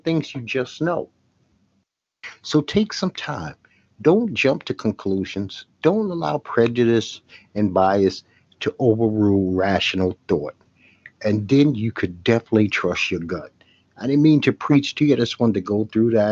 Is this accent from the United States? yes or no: yes; New York City, New York, United States; I'm from Brooklyn, New York